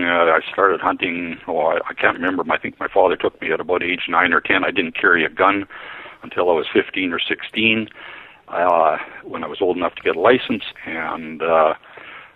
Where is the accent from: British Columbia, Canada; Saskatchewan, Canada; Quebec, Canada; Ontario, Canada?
Saskatchewan, Canada; also born or lived in Cameroon / Solomon Islands / Ottawa; I was born in Saskatchewan, which is a central western province in Saskatchewan, in Canada. Raised on a farm